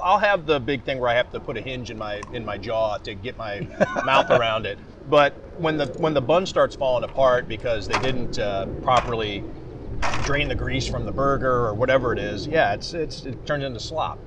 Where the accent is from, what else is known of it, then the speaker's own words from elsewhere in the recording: Cleveland, Ohio, United States; moved away as an adult; also born or lived in Las Vegas; now in Buffalo, United States; when I was growing up in Cleveland